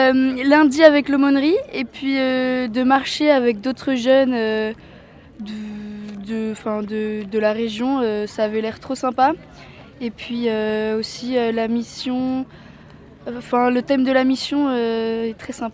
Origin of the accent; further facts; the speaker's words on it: Ossès, Nouvelle-Aquitaine, France; Moi, je suis d'Ossès et je viens de Baïgorry à Donostia.